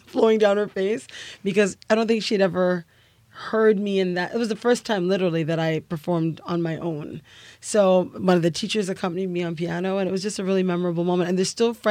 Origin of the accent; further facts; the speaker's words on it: Canada; Growing up in Canada affords you the opportunity to be exposed to so much. So born and raised with Guyanese immigrants.